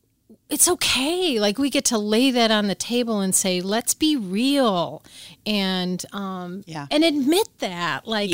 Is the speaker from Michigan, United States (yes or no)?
no; Chicago, Illinois, United States; I'm actually from the far south side of Chicago, raised there in the 60s when it was very racially tense.